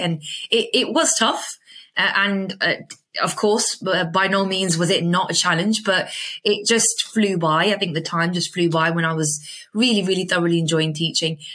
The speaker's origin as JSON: {"language": "English", "town": "Birmingham", "region": "West Midlands", "country": "United Kingdom", "tie": "born or raised there", "moved": "as an adult", "lives_now": "Dubai, United Arab Emirates", "said": "it's where I, I was born and I was raised"}